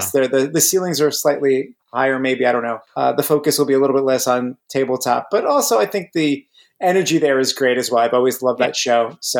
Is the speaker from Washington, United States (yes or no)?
no; New Jersey, United States; I am from, I guess, North Central, right? About 30 minutes west of Manhattan.